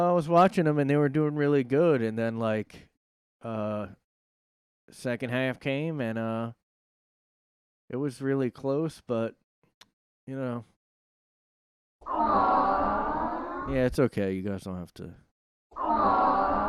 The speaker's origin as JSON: {"language": "English", "region": "New Jersey", "country": "United States", "said": "I'm from South Jersey, which is considered close to Philly"}